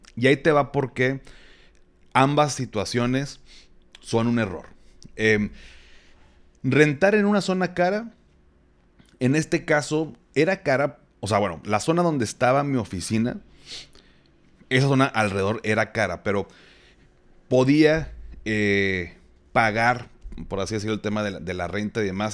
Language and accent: Spanish; Monterrey, Nuevo León, Mexico; soy regio